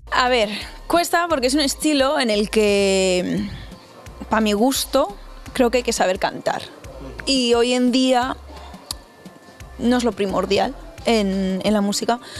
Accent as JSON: {"language": "Spanish", "town": "Miranda de Ebro", "region": "Castile and León", "country": "Spain", "lives_now": "Madrid, Spain", "said": "pues yo soy de Miranda de Ebro, muy cerquita de aquí, y hago R&B y ahora actualmente estoy viviendo en Madrid."}